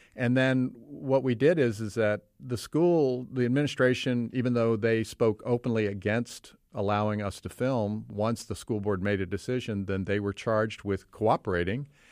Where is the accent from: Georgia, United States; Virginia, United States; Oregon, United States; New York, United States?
Virginia, United States; now in Oak Park, United States; I grew up in Virginia, but I've lived in Oak Park